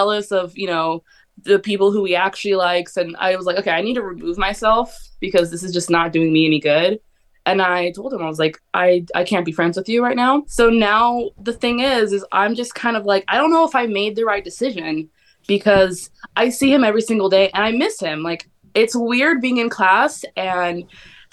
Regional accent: Riverside, California, United States; I'm from Riverside, California.

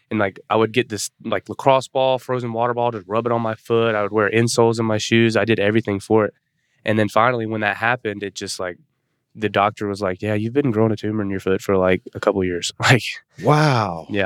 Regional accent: Atlanta, Georgia, United States; born there; I was born in Atlanta, and so we always went to the Braves games.

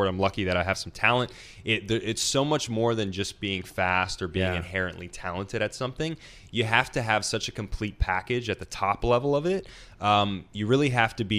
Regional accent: Nashville, Tennessee, United States; I grew up, I'm from Nashville, Tennessee

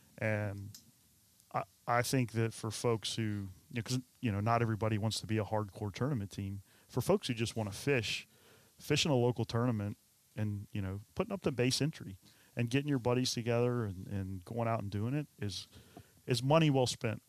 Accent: Oregon Inlet, North Carolina, United States; I came here from Oregon Inlet. You know, that's where I learned how to fish.

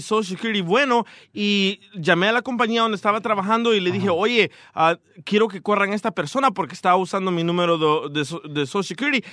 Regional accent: Atiquizaya, Ahuachapán, El Salvador; soy de Atiquizaya

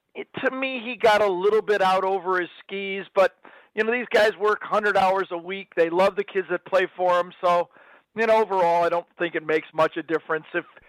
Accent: Michigan, United States; I grew up in Michigan

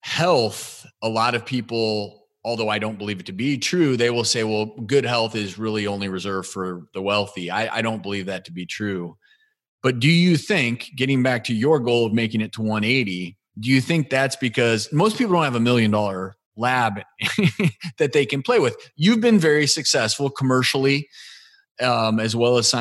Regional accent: Midwest, United States; also born or lived in Boulder, Colorado / Los Angeles; now in Tennessee, United States; I grew up in the Midwest.

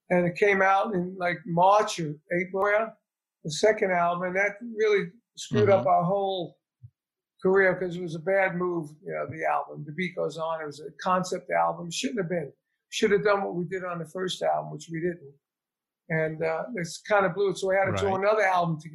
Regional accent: New York, United States; I'm from New York

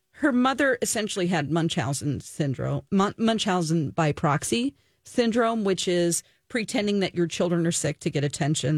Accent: Missouri, United States; moved away; I am originally from Missouri

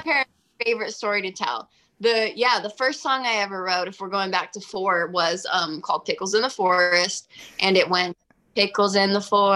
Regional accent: Sequim, Washington, United States; moved away; I'm from Washington State, a really small town called Squim, Washington

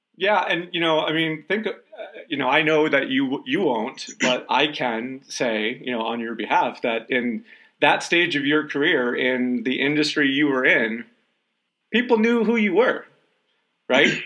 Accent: Detroit, Michigan, United States; I'm from Detroit

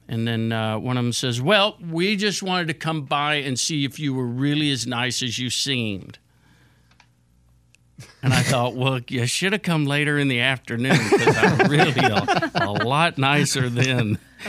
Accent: Houston, Texas, United States; now in Nashville, United States; Yeah, I'm from Houston.

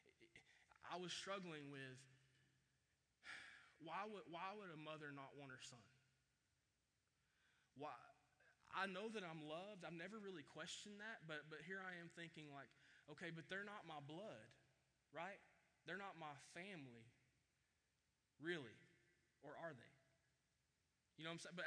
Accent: Chattanooga, Tennessee, United States; I grew up in Chattanooga, Tennessee, by the way, right outside of Chattanooga

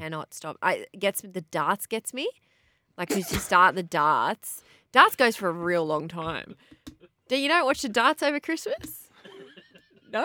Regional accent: Boorowa, New South Wales, Australia; moved away; I'm from Borowa, near Young

